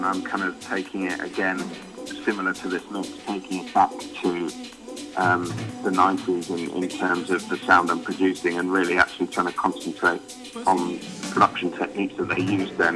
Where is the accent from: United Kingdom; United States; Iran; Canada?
United Kingdom; London; moved away as an adult; now in Manchester, United Kingdom; I grew up in London originally and moved to Manchester